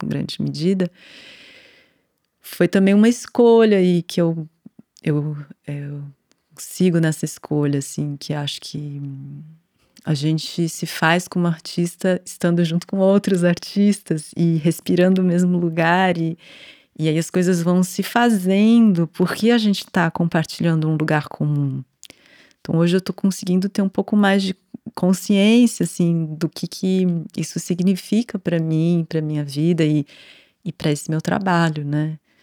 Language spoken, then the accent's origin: Portuguese; São Paulo, Brazil; eu nasci aqui em São Paulo, né? Cidade, capital, em 1982